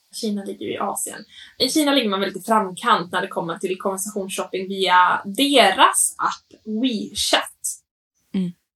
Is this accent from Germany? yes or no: no; Åland, Finland; jag tänker också tillbaka på Åland, där jag är uppvuxen